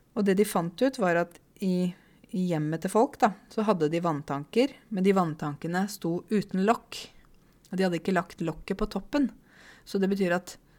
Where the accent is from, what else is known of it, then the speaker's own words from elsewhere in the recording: Åmot, Buskerud, Norway; Jeg vokste jo opp i Åmot, ikke sant? Det vet dere. Uh, Åmot i Modum. I tidligere Buskerud, nå Viken